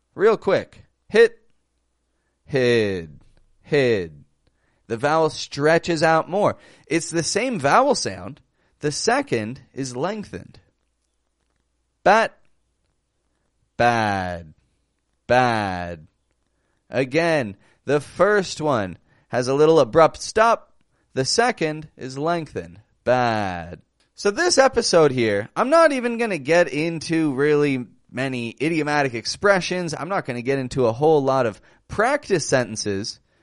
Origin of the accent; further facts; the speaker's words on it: Toronto, Ontario, Canada; I'm from Toronto, Canada